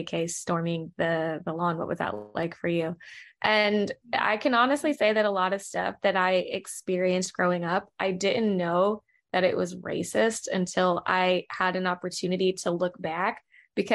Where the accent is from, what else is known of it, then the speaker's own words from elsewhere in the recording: Manassas, Virginia, United States; also born or lived in Charlottesville, Virginia / Georgia; now in Los Angeles, United States; I grew up in Manassas, Virginia